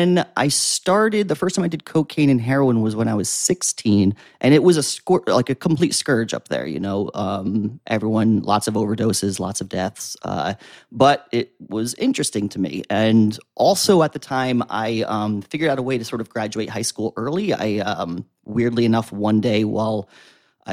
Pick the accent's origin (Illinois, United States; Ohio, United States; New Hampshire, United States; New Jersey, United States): New Jersey, United States; Wantage; moved away as an adult; now in Jersey City, United States; From Sussex County, New Jersey. Now I live in Jersey City. So I was from like Wantage, the kind of picturesque Appalachian Mountain area, the northwest tip of New Jersey.